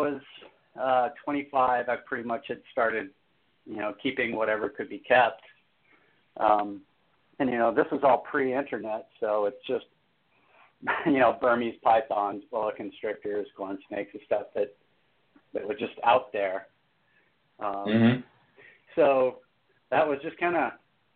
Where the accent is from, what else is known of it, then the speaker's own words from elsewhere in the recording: Southern California deserts, United States; I was a little kid growing up in the Southern California deserts